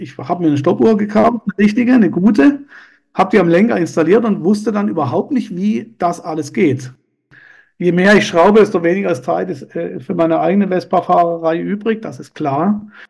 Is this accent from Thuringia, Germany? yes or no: no; Lörrach, Baden-Württemberg, Germany; also born or lived in Basel, Switzerland (birthplace); Aufgewachsen bin ich äh, in einem Vorort von Lörrach namens Brombach